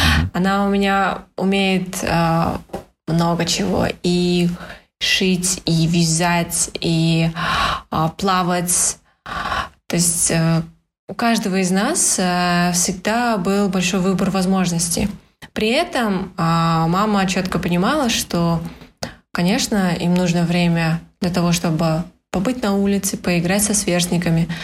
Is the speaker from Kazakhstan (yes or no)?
yes; Astana, Kazakhstan; это все в Астане. Э, я коренной столичный житель.